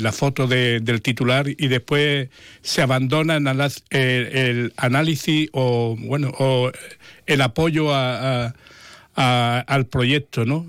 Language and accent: Spanish; Jerez de la Frontera, Andalusia, Spain; soy un niño de la Asunción. O sea, yo he nacido, eh, no, no, nacido, sino he vivido durante muchos años